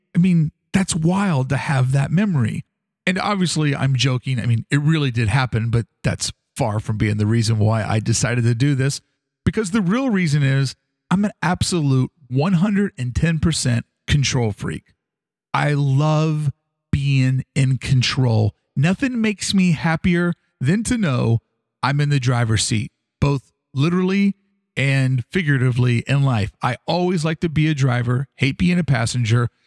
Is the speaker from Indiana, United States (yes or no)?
no; Louisville, Kentucky, United States; growing up in Louisville, Kentucky